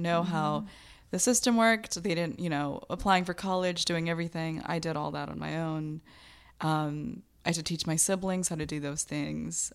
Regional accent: United States; born or raised there; also born or lived in Bangladesh

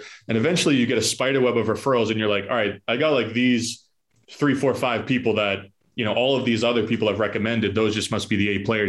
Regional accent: Boston, Massachusetts, United States; Like if I go and try and buy property in Tampa, Florida, and I'm from Boston, like I'm competing with people from Tampa.

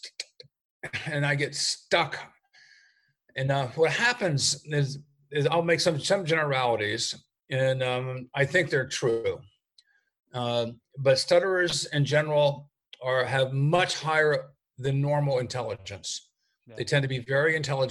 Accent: United States; I'm an American mycologist

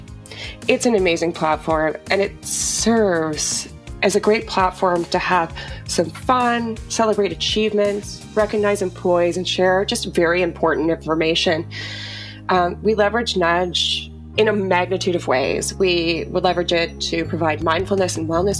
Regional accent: Bruce County, Ontario, Canada; Born and raised in Bruce County. For anybody who doesn't know where that is, it's located on the shores of Lake Huron in southern Ontario.

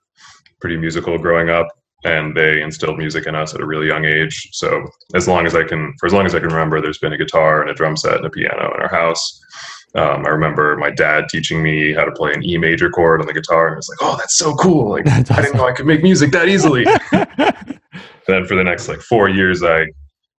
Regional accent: Lansing, New York, United States; I grew up in Lansing, a suburb of Ithaca, New York

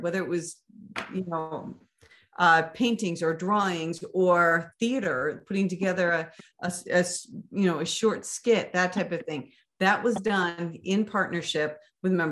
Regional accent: Maine, United States; now in Arizona, United States; I grew up in Maine

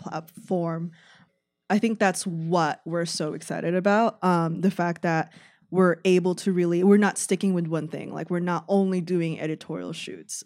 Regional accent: San Francisco Bay Area, California, United States; moved away as an adult; now in Chicago, United States; I'm actually from San Francisco Bay Area. Um, I moved here for college

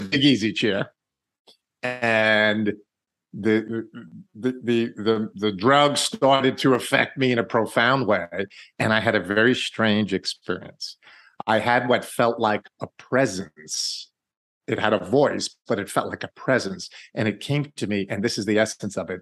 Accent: New York, United States; I'm from New York

